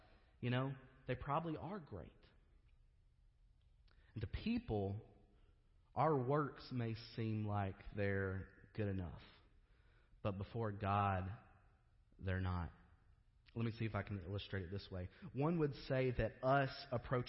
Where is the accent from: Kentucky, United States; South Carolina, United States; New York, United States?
Kentucky, United States; I grew up in Kentucky.